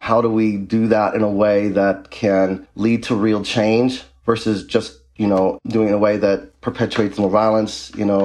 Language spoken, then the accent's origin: English; U.S. Virgin Islands; moved away as an adult; also born or lived in North Dakota; now in Minnesota, United States; I am originally from the United States Virgin Islands. I grew up in the Caribbean most of my childhood and teenage adolescent life